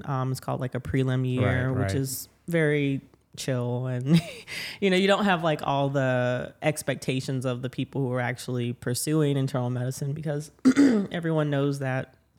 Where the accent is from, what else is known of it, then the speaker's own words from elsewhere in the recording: New Orleans, Louisiana, United States; Yeah, so I am from New Orleans, born and raised, and I'm a radiation oncologist here at a hospital system.